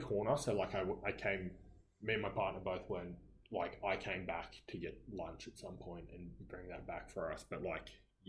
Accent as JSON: {"language": "English", "town": "Gold Coast", "region": "Queensland", "country": "Australia", "said": "we're from the Gold Coast. We are but a small part of Australia."}